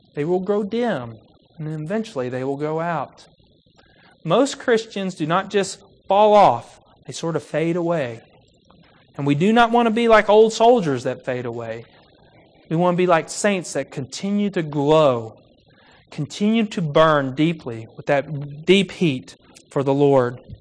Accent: Kentucky, United States; I grew up in Kentucky

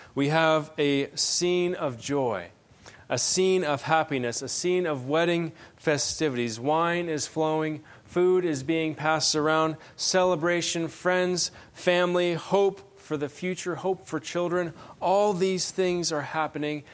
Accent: Benson, Arizona, United States; now in Phoenix, United States; I'm originally from Benson

